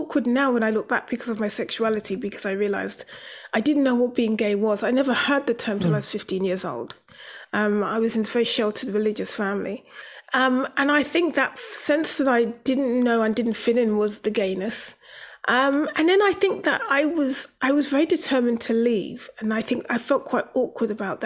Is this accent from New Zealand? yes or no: no; London, United Kingdom; I'm from Brixton